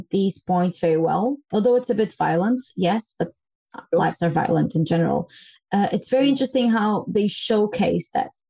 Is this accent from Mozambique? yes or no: yes; Mozambique; moved away as an adult; also born or lived in Angola; now in Portugal; I was born and raised in Mozambique in Africa. Then I came to Portugal when I was in university studying